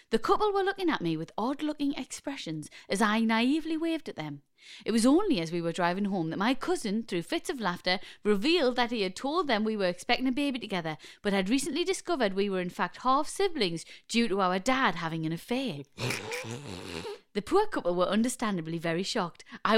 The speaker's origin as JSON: {"language": "English", "town": "Newcastle", "region": "North East England", "country": "United Kingdom", "said": "We're from Newcastle, brilliant."}